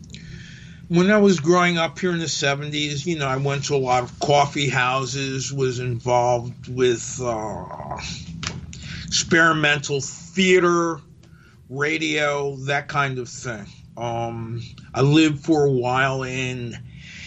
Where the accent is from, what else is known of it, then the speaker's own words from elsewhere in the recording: New Haven, Connecticut, United States; also born or lived in Long Branch, New Jersey / Los Angeles; now in New Haven, United States; I was born in Long Branch, and my parents decided to move to New Haven